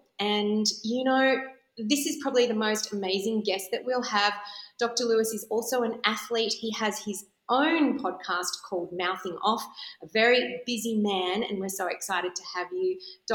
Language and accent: English; Melbourne, Victoria, Australia; now in Sydney, Australia; I know that I was from Melbourne, had heard all about you and couldn't wait to move to Sydney to see you.